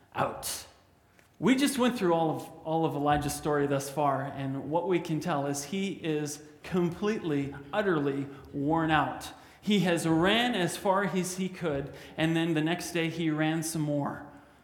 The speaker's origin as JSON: {"language": "English", "country": "Canada", "said": "I'm a Canadian"}